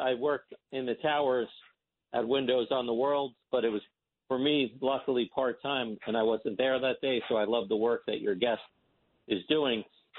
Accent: South Orange, New Jersey, United States; I grew up in South Orange near Seton Hall

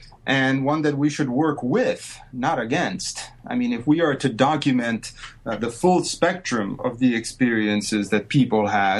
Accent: Italy; something that I never would have dreamed of doing growing up in Italy.

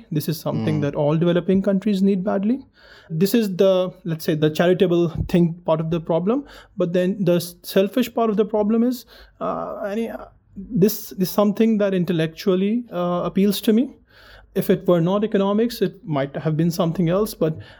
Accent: Pakistan; moved away; I'm from Pakistan originally.

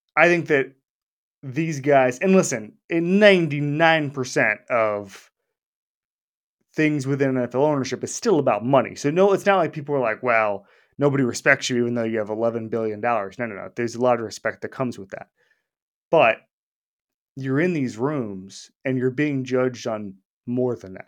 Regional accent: Florida, United States; I'm from Florida. I will tell you, throwing a drink in Florida, just part of our local culture

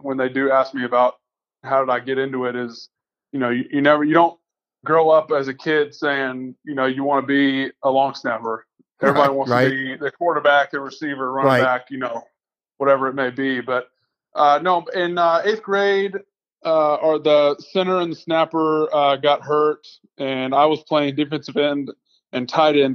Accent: Atlanta, Georgia, United States; also born or lived in Baton Rouge, Louisiana / Buffalo, New York; Bounced around Atlanta a little bit growing up. Grew up kind of on the north side

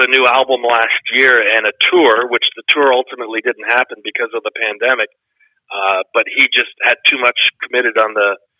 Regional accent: Canada; as a Canadian, you're supposed to cheer for Canadian teams.

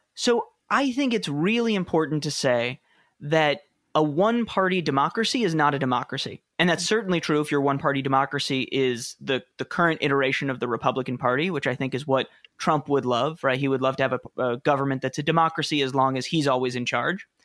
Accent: New York City, New York, United States; moved away as an adult; also born or lived in Wooster, Ohio; I grew up in New York City

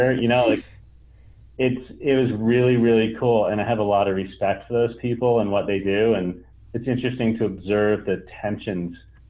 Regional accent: northern New York State, United States; moved away; also born or lived in South Florida / Alaska; I grew up part of my life in northern New York State

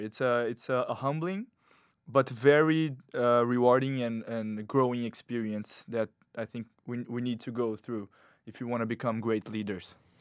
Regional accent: Brazil; moved away as an adult; now in New York, United States; I, I come from Brazil

